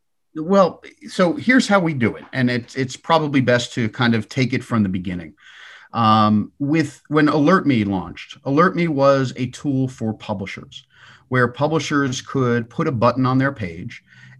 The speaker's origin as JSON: {"language": "English", "town": "Huntington", "region": "New York", "country": "United States", "tie": "born or raised there", "said": "So I grew up on Long Island. I hope I dropped the accent sufficiently. But I grew up in Huntington, Long Island, go Blue Devils"}